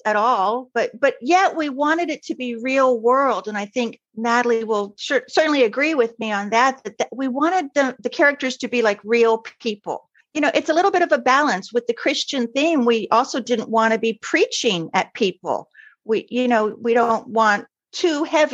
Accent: Miami, Florida, United States; I grew up in Miami

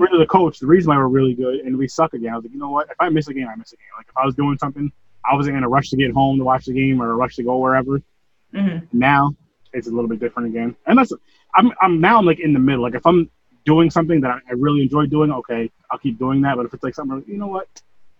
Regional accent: New York, United States; I'm not from California. I'm from New York.

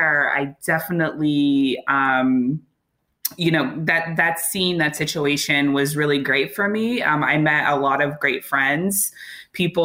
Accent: Chicago, Illinois, United States; I'm from Chicago, the South Side, Hyde Park

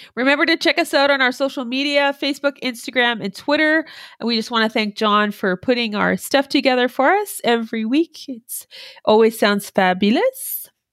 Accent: Canada

